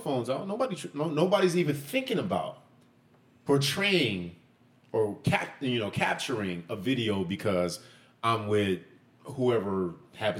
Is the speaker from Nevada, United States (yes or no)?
yes; Las Vegas, Nevada, United States; moved away as an adult; now in Los Angeles, United States; I'm born and raised in Las Vegas, but I spent so much time in L.A.